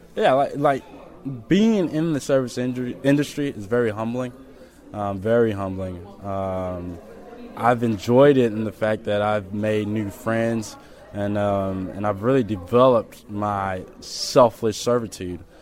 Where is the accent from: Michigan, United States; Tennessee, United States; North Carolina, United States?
Tennessee, United States; Memphis; born or raised there; also born or lived in Kenya / Sudan